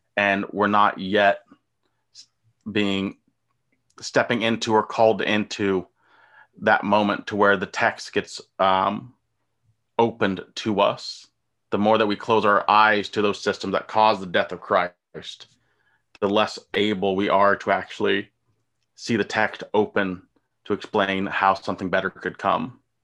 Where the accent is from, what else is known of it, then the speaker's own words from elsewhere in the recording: United States; I'm American. I'm from the country